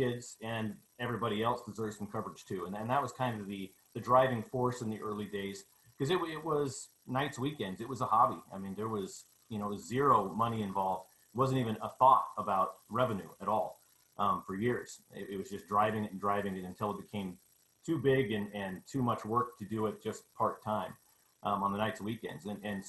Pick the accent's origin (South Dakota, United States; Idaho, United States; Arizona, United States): Idaho, United States; New Plymouth; I grew up in New Plymouth, graduated from New Plymouth